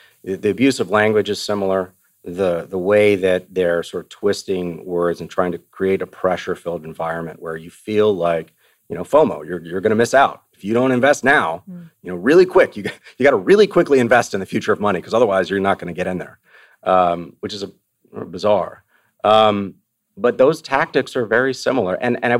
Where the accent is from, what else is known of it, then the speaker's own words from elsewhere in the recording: Austin, Texas, United States; It's outside of my hometown of Austin, Rockdale, Texas.